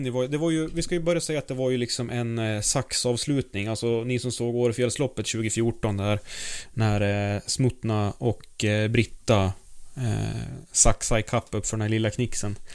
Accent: Sweden; så är det ju väldigt, väldigt trevlig läsning som svensk alltså.

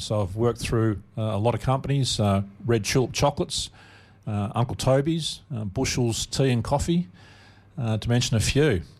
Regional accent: Melbourne, Victoria, Australia; also born or lived in McKinnon; I was born and raised in Caulfield, uh, down back in Melbourne

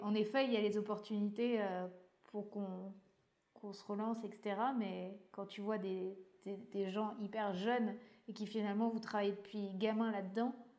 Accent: Breton, Brittany, France; c'est en tant que bretonne

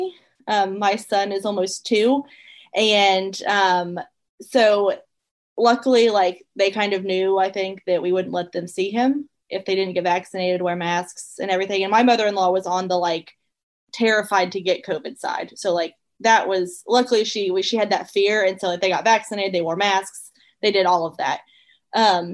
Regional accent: Ohio, United States; now in Eastern Kentucky, United States; we are originally from Ohio. We live in Eastern Kentucky now

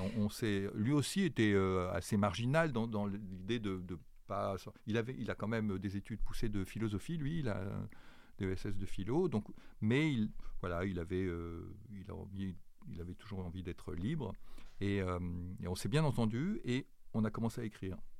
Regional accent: Grenoble, Auvergne-Rhône-Alpes, France; je, suis né à Grenoble, j'ai grandi à Grenoble

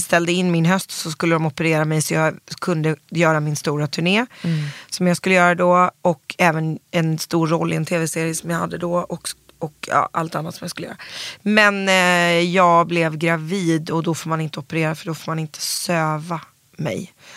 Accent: Stockholm, Stockholm County, Sweden; also born or lived in New York; väldigt born and raised. Alltså löjligt born and raised. Jag är kollektiv i Vasastan, uppvuxen

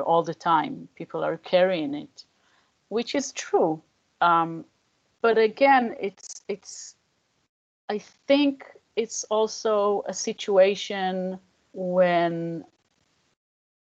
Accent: Tel Aviv, Tel Aviv District, Israel; moved away as an adult; now in Jerusalem, Israel; I grew up in Tel Aviv

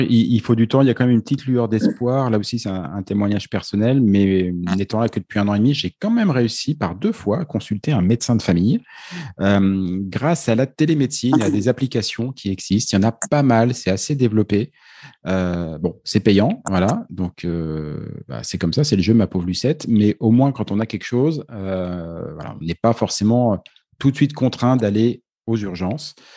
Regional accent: France; si on est français

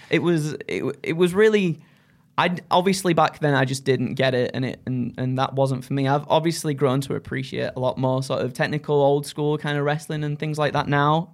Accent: Skipton, Yorkshire and the Humber, United Kingdom; now in North East England, United Kingdom; I wanted to get out of Yorkshire, uh, well, Skipton for, for all my life growing up

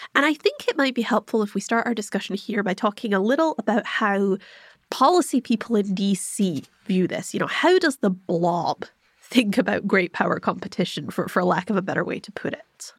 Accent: United Kingdom; I'm also British

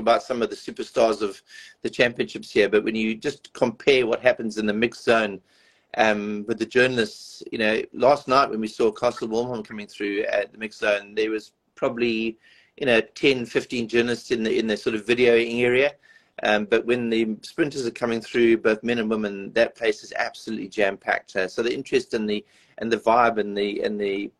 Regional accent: South Africa; a South African

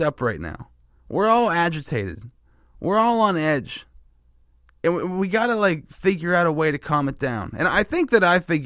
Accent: Pennsylvania, United States; I'm from Pennsylvania, too

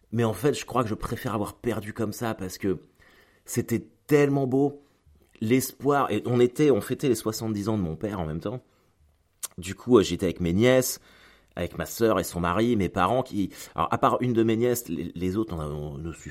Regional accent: France; Moi, je suis français et je suis supporter du Stade Malherbe de Caen.

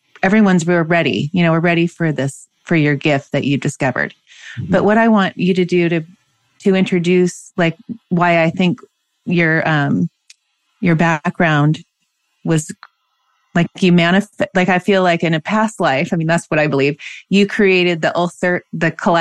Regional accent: Seattle, Washington, United States; now in San Diego, United States; I grew up in Seattle, so we used to go up to Vancouver a lot. I'm in San Diego now.

